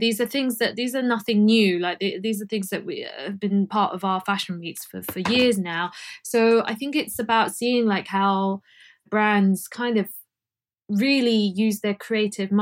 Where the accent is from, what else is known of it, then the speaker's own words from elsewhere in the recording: London, United Kingdom; I'm from London